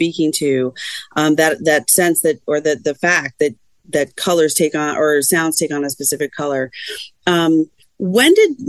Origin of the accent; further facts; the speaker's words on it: Tuxedo, New York, United States; I grew up right near Harriman. I grew up in Tuxedo, so right down the street.